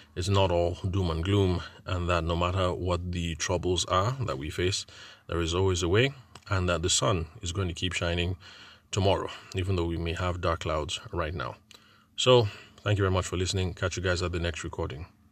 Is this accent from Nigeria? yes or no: yes; Nigeria; I'm a Nigerian event and wedding photographer